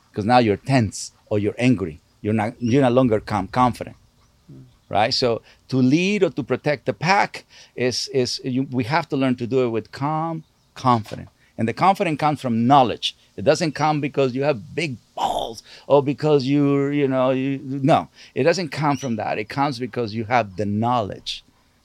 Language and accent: English; Sinaloa, Mexico; moved away; I'm from Sinaloa.